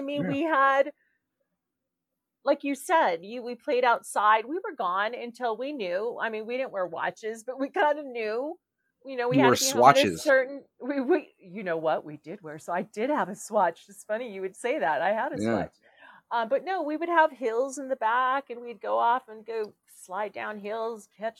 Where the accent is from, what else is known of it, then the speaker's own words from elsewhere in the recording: California, United States; moved away as an adult; now in Colorado, United States; I grew up in California.